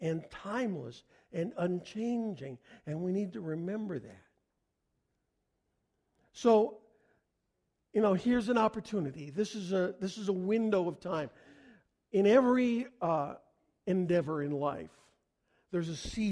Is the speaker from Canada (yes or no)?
yes; Canada; I'm a Canadian